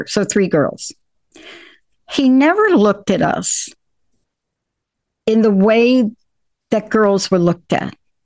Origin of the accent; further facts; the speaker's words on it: New York, United States; I grew up in New York.